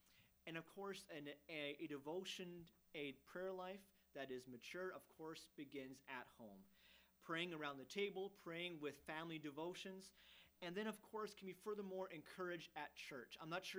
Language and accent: English; Germany; Even growing up in Germany, which is farther east than here, but still in a Western culture, we never really faced persecution.